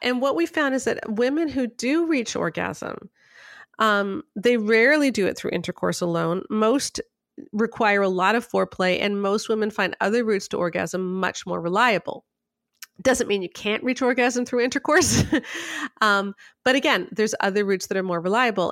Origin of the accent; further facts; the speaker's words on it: Canada; I'm speaking as a Canadian